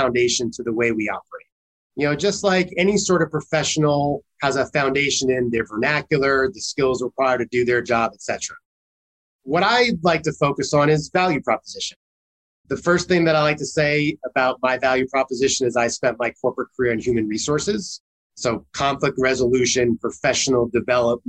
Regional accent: New York, United States; as a New Yorker

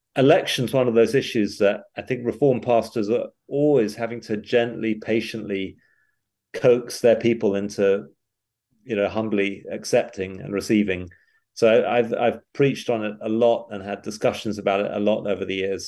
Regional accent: United Kingdom; moved away as an adult; also born or lived in England; now in Knoxville, United States; I'm, I'm British

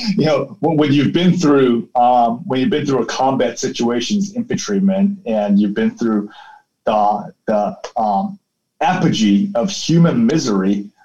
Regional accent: South Africa; moved away; also born or lived in Taiwan; I grew up in South Africa

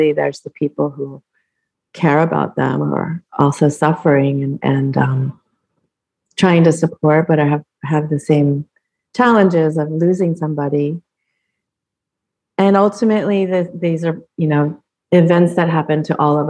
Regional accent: Colorado, United States; moved away; I grew up in Colorado

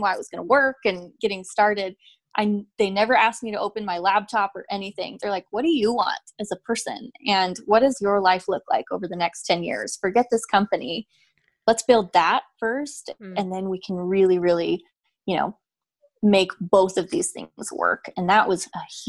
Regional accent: Idaho, United States; I was a child of divorce and I grew up in Idaho and my father is gay

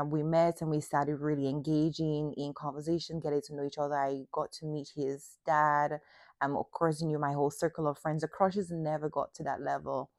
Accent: Dominica; the closed mindset of also the area where I grew up in Dominica

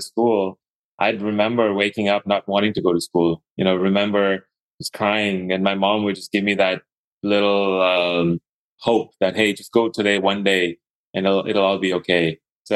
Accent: Dubai, United Arab Emirates; also born or lived in Idaho; now in Atlanta, United States; I was born and brought up in Dubai, the Middle East, and kind of like it was the Middle East, but there were a lot of Indians there

